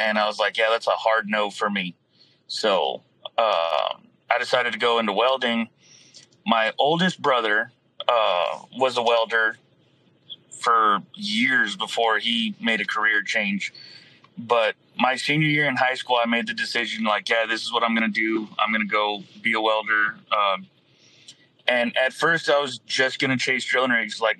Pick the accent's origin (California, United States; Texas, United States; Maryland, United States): Texas, United States; Falfurrias; I'm originally from Fat Furious, Texas, which is way down south